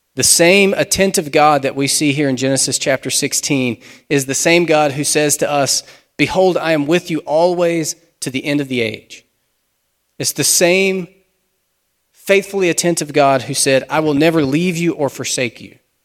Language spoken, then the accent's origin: English; United States; We're modern American Christians